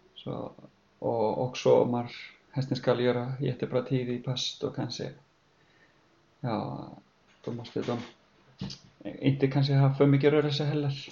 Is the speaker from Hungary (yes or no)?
no; Iceland; moved away as an adult; now in Sweden; jag kommer från Island och uppflyttade hit med min fru